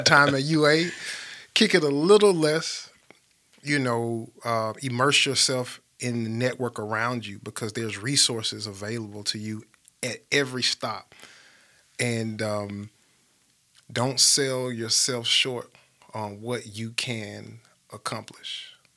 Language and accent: English; Birmingham, Alabama, United States; I grew up in Smithfield, grew up in Smithfield Estates